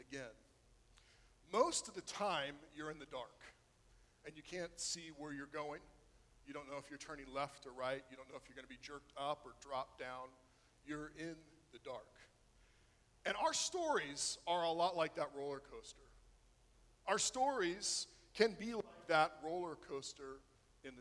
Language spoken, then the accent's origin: English; Florida, United States; growing up in Florida